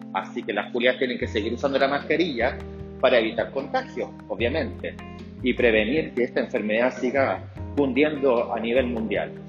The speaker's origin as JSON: {"language": "Spanish", "country": "Chile", "also_born_or_lived": "Santiago, Chile", "said": "yo soy chileno, vivo en Chile, soy un gay que vive en Chile, en la capital, en la ciudad de Santiago"}